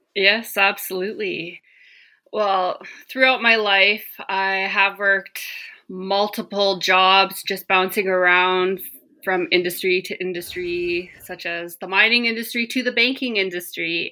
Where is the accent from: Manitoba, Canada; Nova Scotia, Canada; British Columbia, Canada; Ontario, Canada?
British Columbia, Canada; Gitlaxt'aamiks; moved away as an adult; now in Terrace, Canada; I grew up in the small community of Gitloch Dammocks, which is formerly known as New Ianch.